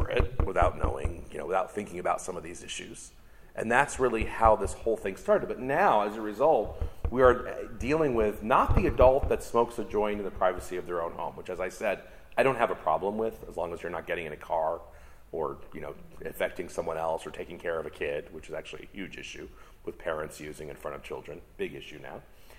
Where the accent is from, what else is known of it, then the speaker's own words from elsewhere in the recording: California, United States; it started in my home state, California, in 1996